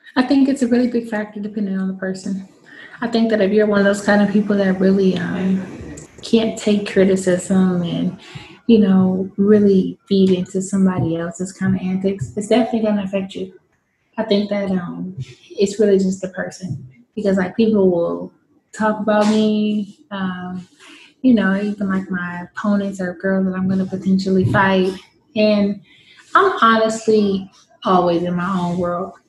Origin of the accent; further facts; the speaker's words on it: San Francisco, California, United States; we didn't have that growing up in San Francisco